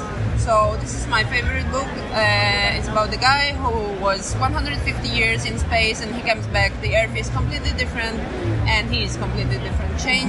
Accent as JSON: {"language": "English", "country": "Poland", "tie": "born or raised there", "said": "Well, I went through the painful path of everything in a communist country. As I was born in the times when the communists were governing."}